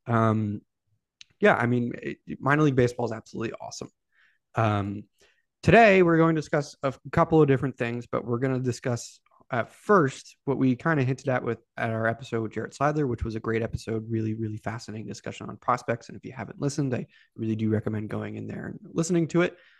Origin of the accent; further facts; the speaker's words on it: Sacramento, California, United States; now in Charlotte, United States; I grew up in Sacramento